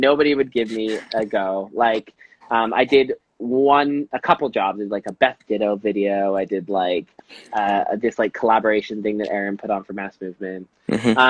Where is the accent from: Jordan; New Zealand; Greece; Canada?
Canada; moved away as an adult; now in London, United Kingdom; I was a nobody from Canada